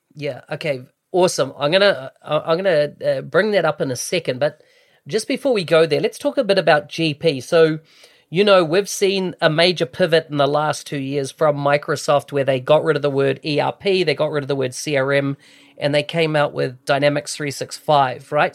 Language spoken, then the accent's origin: English; New Zealand; moved away; I came from New Zealand originally